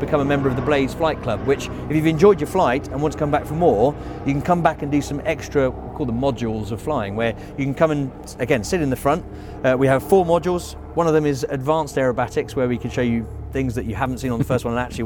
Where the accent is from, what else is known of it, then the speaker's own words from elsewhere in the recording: Biggin Hill, London, United Kingdom; I flew from Biggin Hill, so my hometown